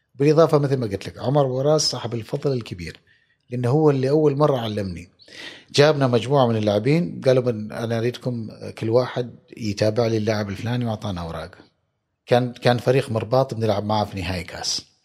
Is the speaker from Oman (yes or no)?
yes; Oman; عندنا في عمان